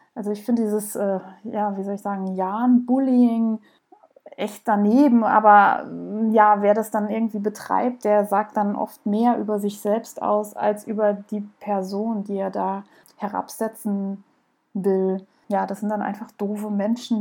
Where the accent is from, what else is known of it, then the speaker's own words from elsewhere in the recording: Southern Germany, Germany; Ihr hört es sicherlich raus, ich komme aus Süddeutschland, ich versuche das so ein bisschen irgendwie netter auszudrücken, aber manchmal kommt es halt doch durch